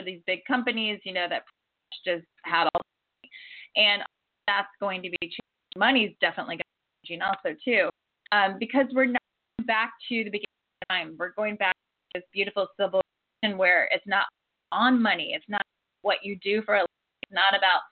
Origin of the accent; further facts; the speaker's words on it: Ohio, United States; also born or lived in Florida; now in California, United States; I was born and raised in Ohio.